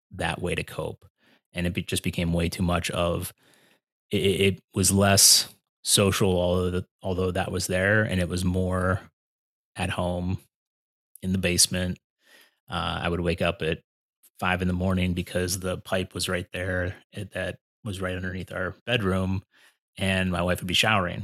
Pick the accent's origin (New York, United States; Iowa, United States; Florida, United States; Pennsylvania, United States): Pennsylvania, United States; moved away as an adult; now in Cleveland, United States; I'm from Pennsylvania